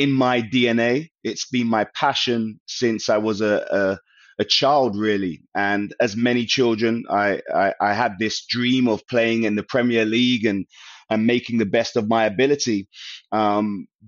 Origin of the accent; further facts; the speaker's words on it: London, United Kingdom; I was from Northwest London, a neighborhood called Stonebridge Estate, very Caribbean